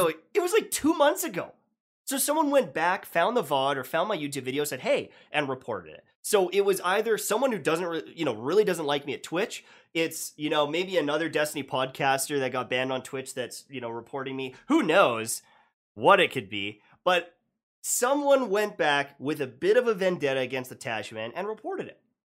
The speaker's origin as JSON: {"language": "English", "country": "Canada", "said": "being Canadian"}